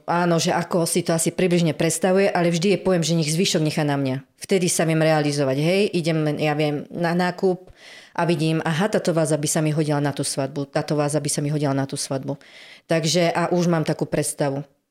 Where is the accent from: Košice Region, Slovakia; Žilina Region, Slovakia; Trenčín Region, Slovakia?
Žilina Region, Slovakia; Námestovo; Som z námestova